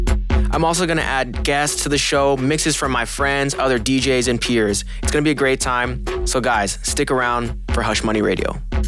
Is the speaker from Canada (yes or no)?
no; Haiti; also born or lived in Pennsylvania / Miami; now in Los Angeles, United States; I'm originally from Pennsylvania. I grew up in Haiti, moved to Miami, and now I'm also in LA.